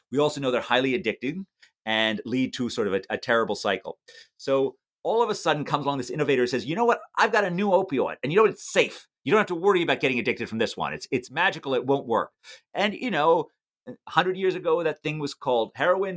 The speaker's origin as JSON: {"language": "English", "town": "New York City", "region": "New York", "country": "United States", "tie": "born or raised there", "said": "a child growing up in New York City"}